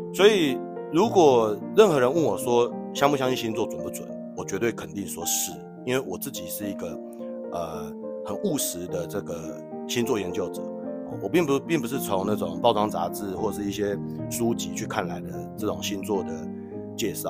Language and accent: Chinese; Taiwan; 我们台湾人都叫做姨妈